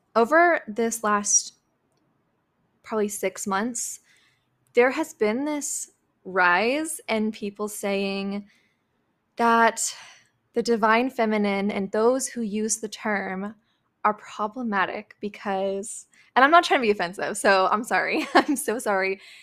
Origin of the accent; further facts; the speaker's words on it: Midwest, United States; I was raised in the Midwest